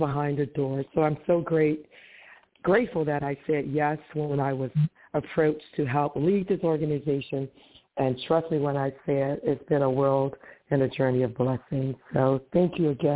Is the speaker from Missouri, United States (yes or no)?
no; Detroit, Michigan, United States; I'm from Detroit, Michigan.